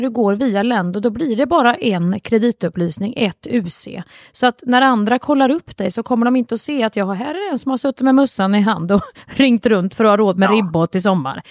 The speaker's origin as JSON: {"language": "Swedish", "town": "Kristinehamn", "region": "Värmland", "country": "Sweden", "tie": "born or raised there", "said": "i Kristinehamn där jag växte upp"}